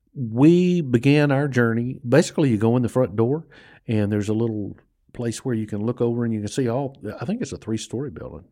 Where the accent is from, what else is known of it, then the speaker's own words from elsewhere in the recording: United States; also born or lived in New Orleans, Louisiana; I grew up on the Mississippi Gulf Coast and in New Orleans and in that area.